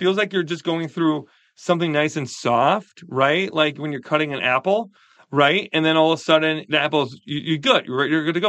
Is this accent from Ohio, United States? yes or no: no; Wisconsin, United States; I'm from Wisconsin.